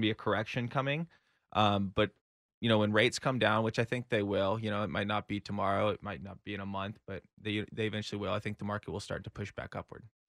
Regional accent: Austin, Texas, United States; I'm born and raised in Austin

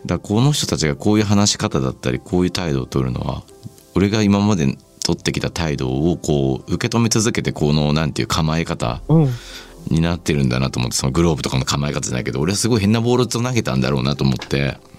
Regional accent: Shizuoka, Japan; 僕静岡出身なんですけど

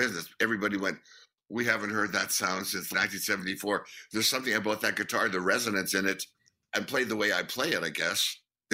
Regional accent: Winnipeg, Manitoba, Canada; We're guys from Winnipeg

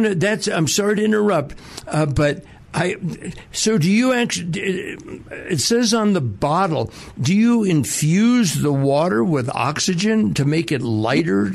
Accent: Southern California, United States; now in Denver, United States; growing up in Southern California

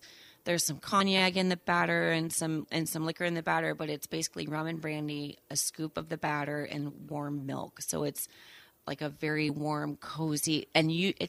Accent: St. Louis, Missouri, United States; now in Saugatuck, United States; I grew up in St. Louis.

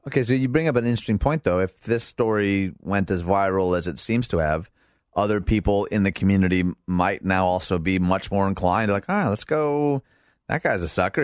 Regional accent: Michigan, United States; moved away; This is Michigan, my home state.

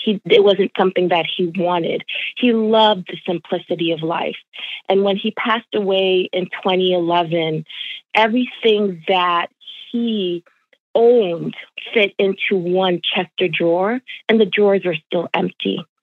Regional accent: New York, United States; born or raised there; also born or lived in Jamaica

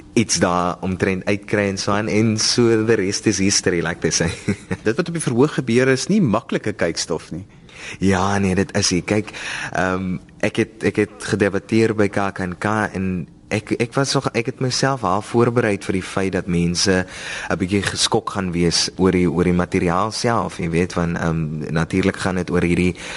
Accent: Oudtshoorn, Western Cape, South Africa; ek is van die Karoo myself ek is daar van die van die sowerige strate van Oudtshoorn

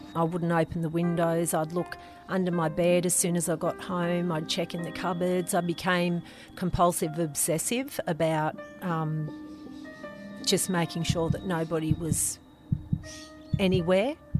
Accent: Lane Cove, New South Wales, Australia; I grew up in Lane Cove on River Road

